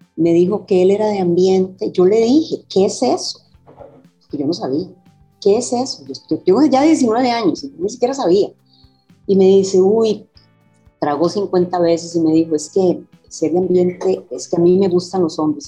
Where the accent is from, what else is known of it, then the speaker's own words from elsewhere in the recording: Costa Rica; Soy carnet 77 de la Universidad de Costa Rica, a la que ingreso después de venir de un colegio, escuela y colegio de mujeres, Escuela Perú, Colegio de Sion